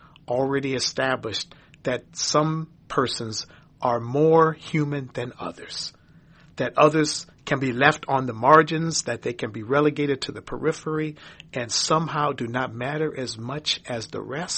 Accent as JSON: {"language": "English", "town": "St. Paul", "region": "Minnesota", "country": "United States", "tie": "born or raised there", "said": "Growing up in St. Paul, Minnesota, in a lily white community"}